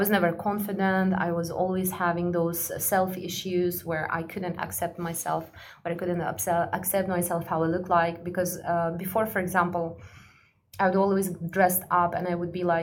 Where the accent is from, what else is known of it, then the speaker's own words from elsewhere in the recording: Kazakhstan; also born or lived in Russia / Egypt; now in Dubai, United Arab Emirates; I'm from a very small village. I'm from Kazakhstan, you know, and when I was growing up